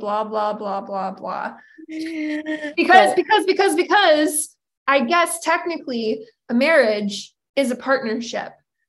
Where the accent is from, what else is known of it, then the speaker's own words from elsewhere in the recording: Portland, Oregon, United States; I now forevermore say y'all because of her, having lived with her for 2 years. And then I'm from Portland, Oregon. Like, no one there. There's nothing. It's the most boring non-dialect accent, but I do say y'all.